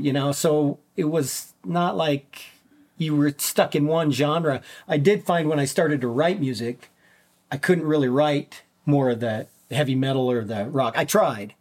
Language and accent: English; Minnesota, United States; as a child I grew up in Minnesota uh-huh. um, in, in, way up near the Canadian border small mining town